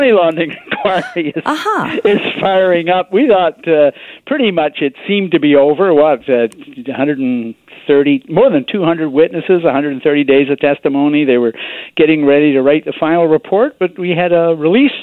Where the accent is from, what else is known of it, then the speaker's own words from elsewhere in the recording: British Columbia, Canada; being a British Columbian